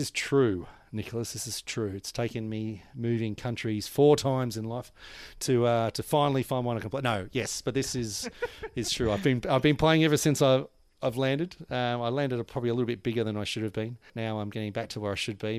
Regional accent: Australia; moved away as an adult; now in Vanuatu; an Australian growing in Australia

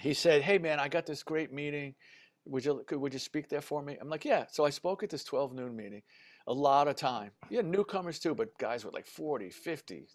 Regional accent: New York City, New York, United States; I grew up in the Bronx.

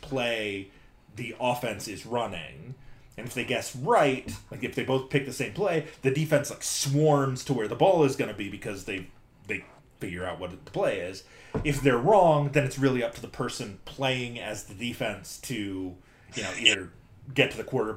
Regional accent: Michigan, United States; as a kid growing up in Michigan

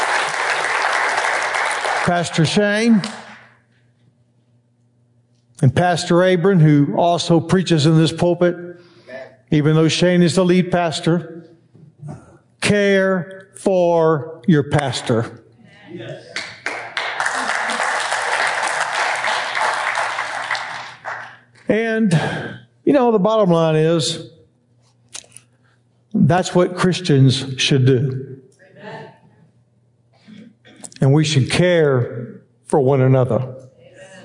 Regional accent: Texas, United States; I was born in Texas and raised

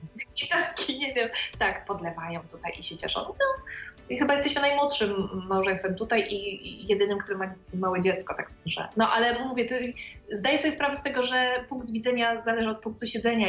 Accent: Poland; now in Romania; skąd jestem i się dowiadują, że z Polski

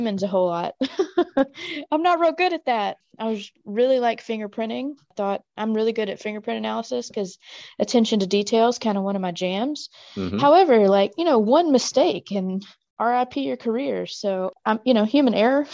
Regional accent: Mississippi, United States; moved away as an adult; now in Chattanooga, United States; I grew up in Mississippi, kind of in a good bit of poverty

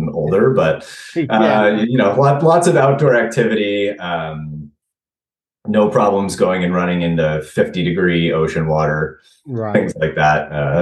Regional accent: Mountain View, California, United States; moved away; also born or lived in Pacific Northwest; I'm originally from Mountain View, California

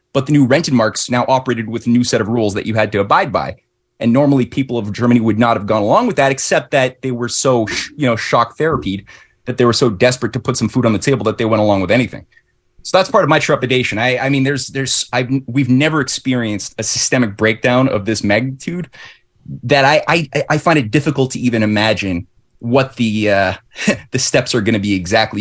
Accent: Canada

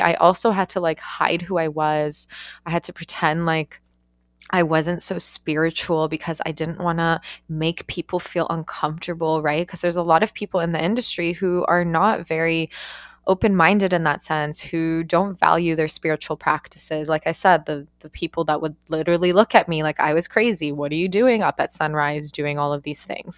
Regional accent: Canada; moved away as an adult; also born or lived in Australia / New Zealand; I'm Canadian

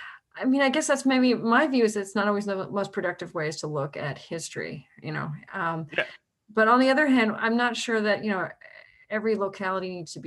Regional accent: California, United States; moved away as an adult; now in Ann Arbor, United States; I'm from California. I mean, Northern California and Southern California would probably fight it out over water and God knows what else.

